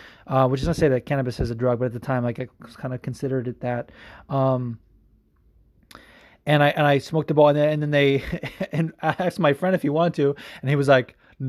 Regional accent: Las Vegas, Nevada, United States; also born or lived in Los Angeles, United States; now in New Jersey, United States; I grew up in Vegas. People always think of me from as being from the West Coast because I live there predominantly

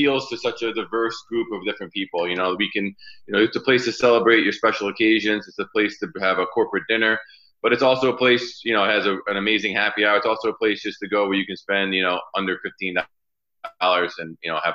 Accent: Lake George, New York, United States; also born or lived in Bergen County, New Jersey; that's where most of my adolescence was in Lake George, New York.

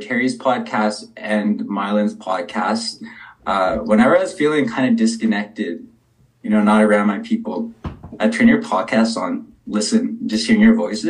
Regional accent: Saddle Lake, Alberta, Canada; moved away as an adult; now in Vancouver, Canada; I'm from Sad Lake. I'm the youngest

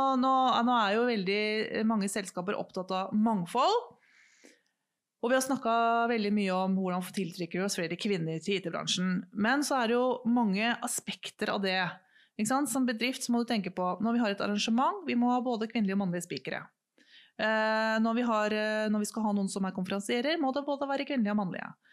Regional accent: Norway; vi er to stykker fra Norge

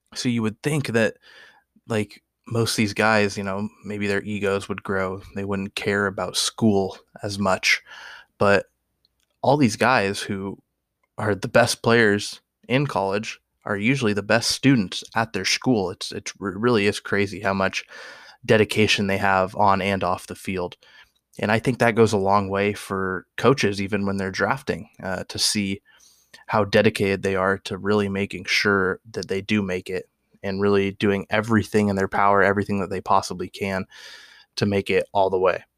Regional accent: Oregon, United States; I'm born and raised in Oregon.

